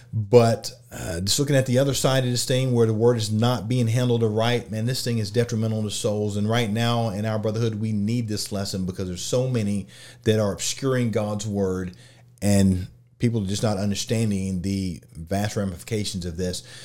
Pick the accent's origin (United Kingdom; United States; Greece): United States; Oklahoma; I'm from Oklahoma.